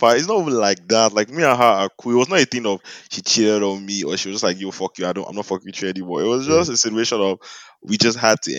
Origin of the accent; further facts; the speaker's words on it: Nigeria; as a Nigerian